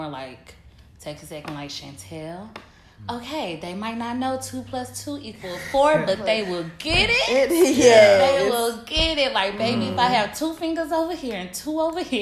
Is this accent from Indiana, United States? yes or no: no; Mississippi, United States; now in New Orleans, United States; what I was raised on in Mississippi.